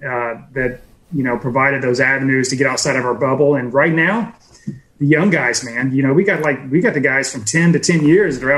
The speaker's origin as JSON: {"language": "English", "town": "Pensacola", "region": "Florida", "country": "United States", "said": "we're in Pensacola"}